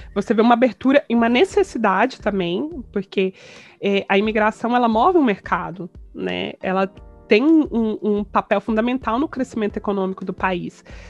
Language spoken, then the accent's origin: Portuguese; Goiânia, Goiás, Brazil; moved away as an adult; also born or lived in Campinas / São Paulo; nasci em Goiânia, fui criada e vivi em Goiânia até os meus 28 anos